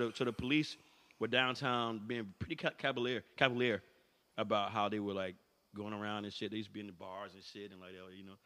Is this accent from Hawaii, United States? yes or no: no; North Carolina, United States; I'm from North Carolina